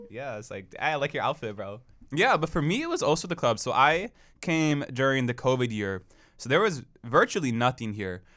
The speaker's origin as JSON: {"language": "English", "town": "Portland", "region": "Oregon", "country": "United States", "lives_now": "Corvallis, United States", "said": "I'm also from Portland, Oregon"}